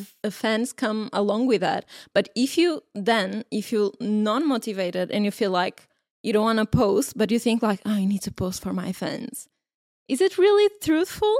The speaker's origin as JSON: {"language": "English", "country": "Portugal", "said": "we are from Portugal"}